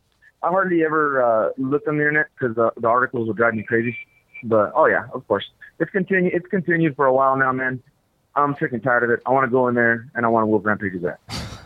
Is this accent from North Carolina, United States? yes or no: no; El Paso, Texas, United States; Oh, no. No, of course not. When I was young, we all used to go to Juarez. It was before it got crazy.